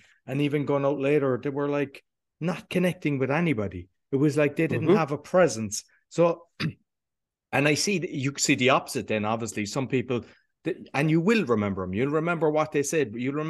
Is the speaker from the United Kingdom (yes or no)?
no; Cork, Munster, Ireland; And I'm from the South, Cork, and they say we sing. So everyone else around Ireland say, "Oh, the Cork people sing."